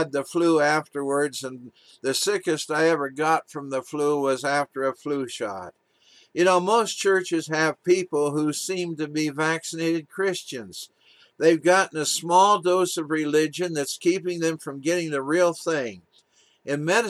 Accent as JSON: {"language": "English", "town": "Walla Walla", "region": "Washington", "country": "United States", "tie": "born or raised there", "said": "as a little boy being taken to the Walla Walla Clinic in my hometown, Walla Walla, Washington, to get my vaccinations"}